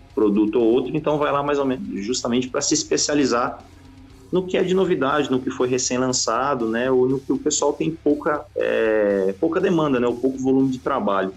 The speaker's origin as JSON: {"language": "Portuguese", "region": "São Paulo", "country": "Brazil", "also_born_or_lived": "Italy", "said": "eu sou de São Paulo capital, mas eu mudei para o interior jovem, depois uhum. acabei voltando"}